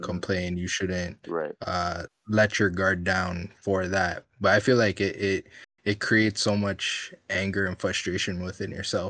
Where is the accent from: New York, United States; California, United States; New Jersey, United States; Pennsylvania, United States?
California, United States; Orange County; I grew up in Orange County, bro.